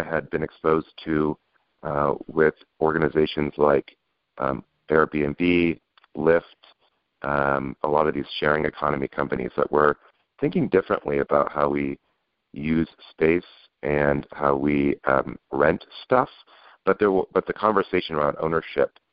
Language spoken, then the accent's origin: English; just outside of Seattle, Pacific Northwest, Washington, United States; now in San Francisco, United States; I grew up in the Great Pacific Northwest, just outside of Seattle